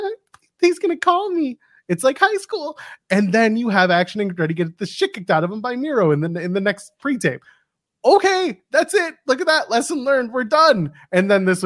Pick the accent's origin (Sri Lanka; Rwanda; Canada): Canada; being a Canadian